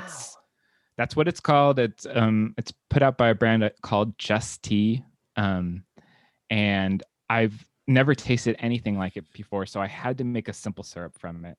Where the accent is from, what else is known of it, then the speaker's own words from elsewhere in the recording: Los Angeles, California, United States; moved away as an adult; now in New York, United States; I'm from Los Angeles